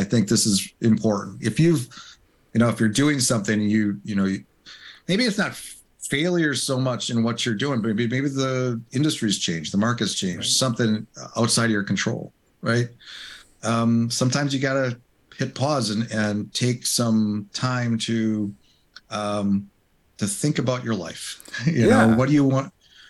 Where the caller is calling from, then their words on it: West Allis, Wisconsin, United States; I am hailing from West Dallas, actually, Wisconsin, by Milwaukee, a little suburb of Milwaukee.